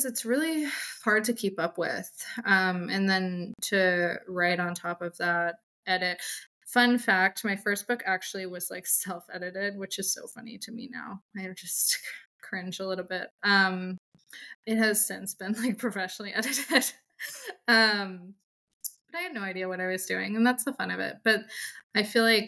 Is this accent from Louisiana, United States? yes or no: no; Atlanta, Georgia, United States; I am from Atlanta